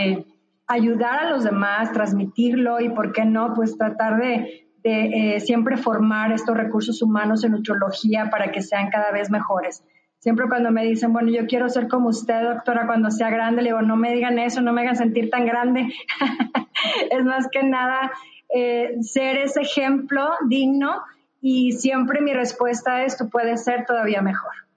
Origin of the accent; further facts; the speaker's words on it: northern Mexico, Mexico; also born or lived in Nuevo León; soy del norte